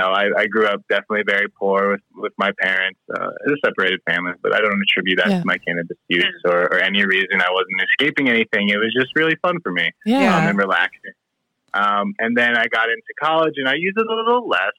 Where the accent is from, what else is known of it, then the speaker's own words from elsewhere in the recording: outside of Philadelphia, Pennsylvania, United States; moved away as an adult; also born or lived in Virginia; now in Colorado, United States; I grew up outside of Philadelphia.